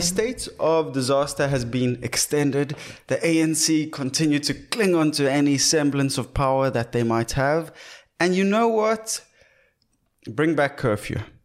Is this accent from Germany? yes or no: no; South Africa; also born or lived in Cape Town; we are proudly South African